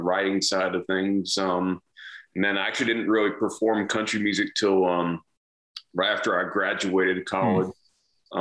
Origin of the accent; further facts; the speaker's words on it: New Bern, North Carolina, United States; moved away as an adult; also born or lived in Florida / Texas; now in Nashville, United States; in New Bern, North Carolina.